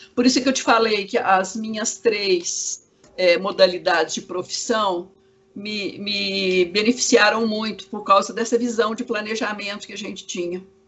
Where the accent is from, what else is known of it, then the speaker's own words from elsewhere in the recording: Goiás, Brazil; now in Belo Horizonte, Brazil; eu como sou de Goiás, não sou de, de Belo Horizonte, eu não tinha muito contato aqui para trabalhar como arquiteta